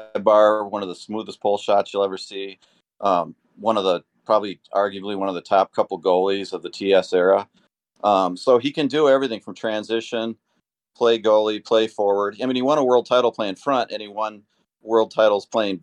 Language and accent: English; Minnesota, United States; I grew up in Minnesota